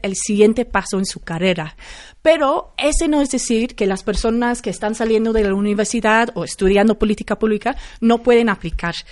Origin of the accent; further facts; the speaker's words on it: London, United Kingdom; Spanish is a second language; now in Mexico; Yo soy de Londres.